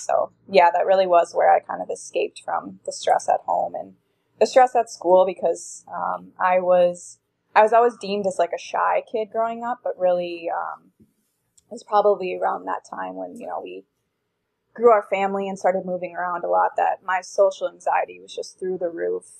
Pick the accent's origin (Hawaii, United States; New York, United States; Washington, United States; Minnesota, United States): Minnesota, United States; I grew up in Minnesota